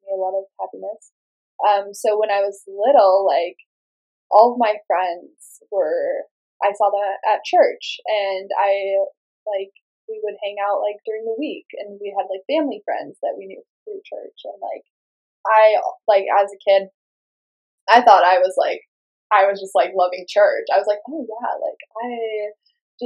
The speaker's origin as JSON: {"language": "English", "town": "Meridian", "region": "Idaho", "country": "United States", "tie": "born or raised there", "said": "in Meridian, Idaho, where I grew up"}